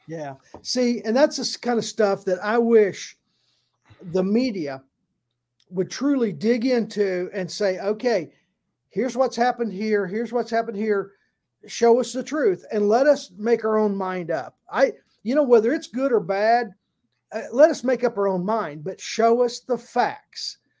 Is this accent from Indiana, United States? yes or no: yes; Indiana, United States; a Hoosier, uh, from, I'm from Indiana